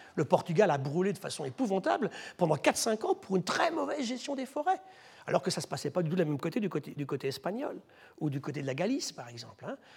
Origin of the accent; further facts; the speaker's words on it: France; chez nous en France